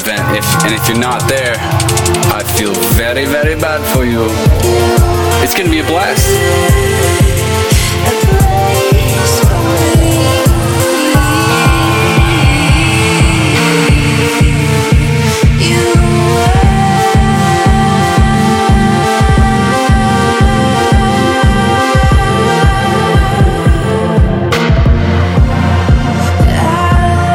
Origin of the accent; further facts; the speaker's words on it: Toronto, Ontario, Canada; now in England; Toronto, and that's my hometown. That's where I grew up, that's where I'm from